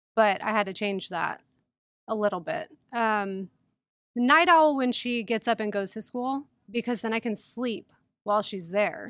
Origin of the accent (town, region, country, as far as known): San Diego, California, United States; born or raised there; moved away as an adult; also born or lived in Mendota, Illinois